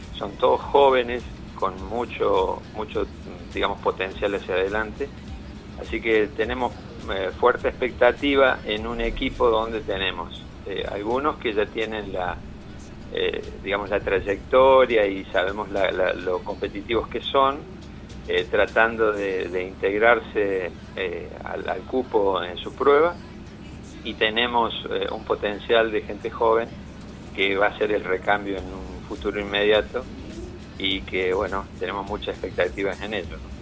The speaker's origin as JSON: {"language": "Spanish", "region": "Córdoba", "country": "Argentina", "said": "yo soy de aquí de Córdoba"}